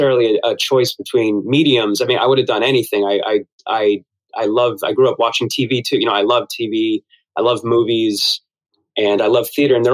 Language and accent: English; Ridgewood, New Jersey, United States; I grew up in New Jersey, so we weren't that far from the city